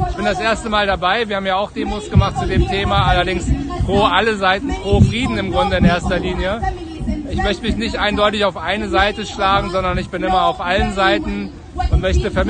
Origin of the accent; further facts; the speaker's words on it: Germany; Ich bin als Deutscher natürlich eher neutral.